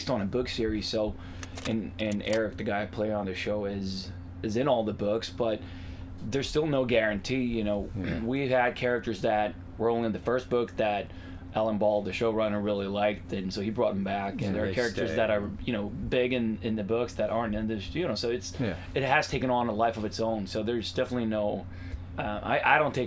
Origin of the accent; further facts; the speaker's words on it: Stockholm, Stockholm County, Sweden; moved away; I grew up in South Stockholm